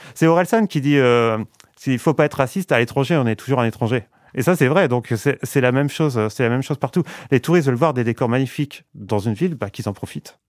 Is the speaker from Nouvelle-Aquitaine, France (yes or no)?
no; Valenciennes, Hauts-de-France, France; moved away; je suis né à Valenciennes, j'ai passé 20 ans de ma vie à Valenciennes.